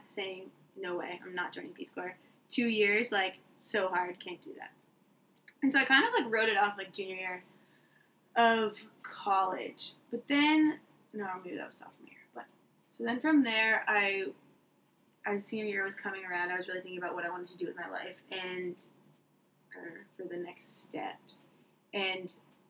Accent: Maine, United States; moved away as an adult; also born or lived in Vermont; now in Chiriquí, Panama; I am a Mainer

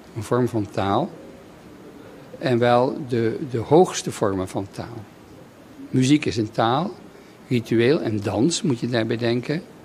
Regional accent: Netherlands; moved away; na een heel leven buiten Nederland terug te keren in, in mijn vaderland

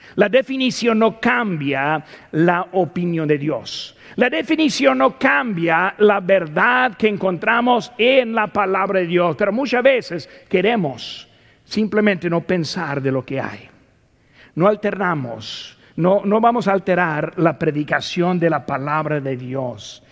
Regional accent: United States; Como ciudadano de los Estados Unidos

